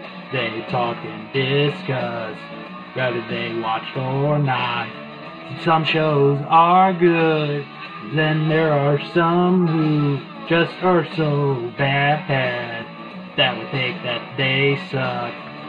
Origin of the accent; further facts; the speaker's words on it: United States; I'm American